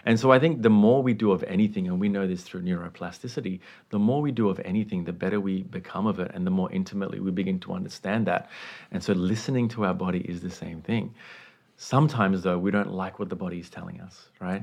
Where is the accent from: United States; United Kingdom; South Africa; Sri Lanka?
Sri Lanka; I was raised in the Buddhist context, um, at home in, in Sri Lanka, which is where I was born